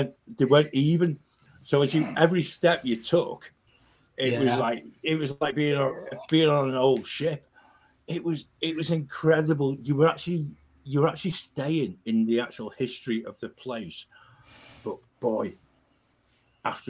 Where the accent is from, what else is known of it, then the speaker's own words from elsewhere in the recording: United Kingdom; as British people